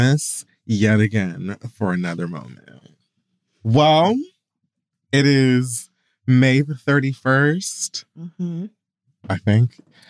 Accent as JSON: {"language": "English", "town": "Miami", "region": "Florida", "country": "United States", "said": "you got to remember I'm from Miami."}